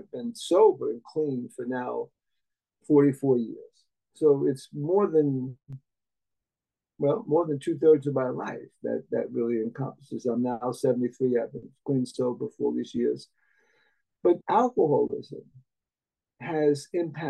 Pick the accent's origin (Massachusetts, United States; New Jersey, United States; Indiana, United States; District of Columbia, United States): New Jersey, United States; Jersey City; I was born in 1950, so I grew up in Jersey City.